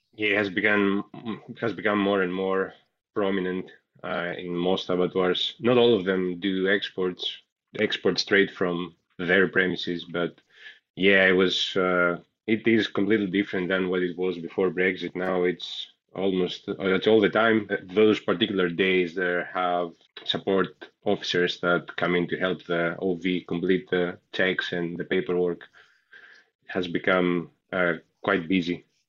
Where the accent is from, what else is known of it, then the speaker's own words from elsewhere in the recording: Greece; moved away as an adult; also born or lived in Glasgow, United Kingdom; now in Dundee, United Kingdom; I come from Greece. I graduated from Greece, University of Thessaly, and I came to the UK in Scotland, particularly in 2015